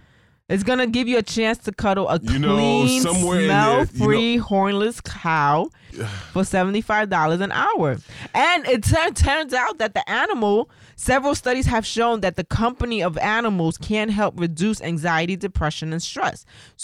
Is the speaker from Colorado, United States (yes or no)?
no; New York City, New York, United States; You forgot I'm from the Bronx?